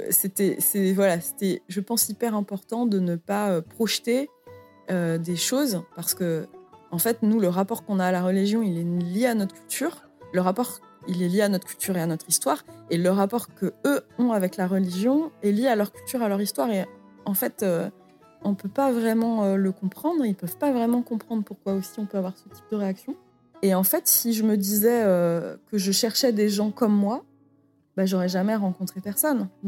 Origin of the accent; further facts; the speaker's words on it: France; Donc je pense qu'en tant que Française, euh, je pouvais pas arriver avec euh, mes gros sabots